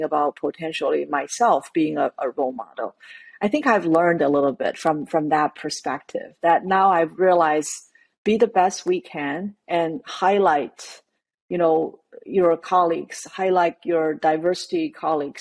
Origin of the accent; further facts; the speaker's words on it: China; moved away; growing up in China